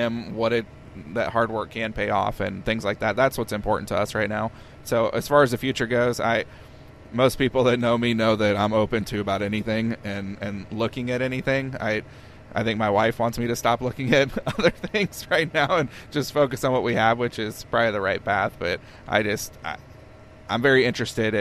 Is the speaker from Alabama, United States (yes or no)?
no; Peoria, Illinois, United States; moved away as an adult; now in Monmouth, United States; I grew up in Peoria